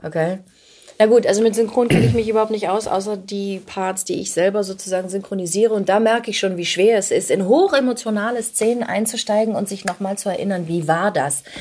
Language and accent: German; Hamburg, Germany; moved away as an adult; also born or lived in Ulm; now in Berlin, Germany; ich komme aus Hamburg